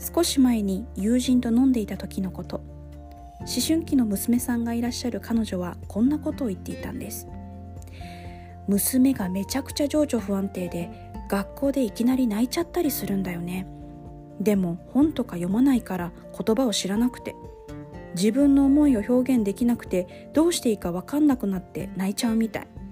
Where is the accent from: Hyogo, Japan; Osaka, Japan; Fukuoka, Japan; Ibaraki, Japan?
Osaka, Japan; 大阪に、ね、私生まれ育ったので